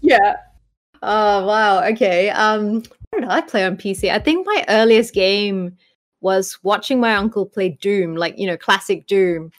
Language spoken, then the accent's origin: English; Malaysia; now in New Zealand; I grew up in Malaysia